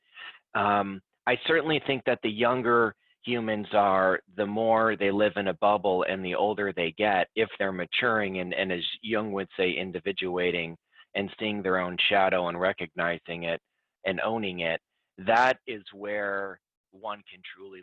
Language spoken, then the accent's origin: English; Libertyville, Illinois, United States; I grew up in the Midwest in the U.S. of A. in Illinois in a small town called Libertyville